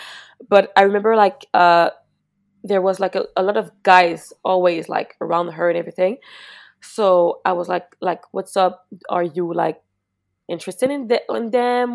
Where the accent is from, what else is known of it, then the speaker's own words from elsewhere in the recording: Mascouche, Quebec, Canada; I'm from Mascouche, which is really like not that far from Montreal, but maybe like 35 minutes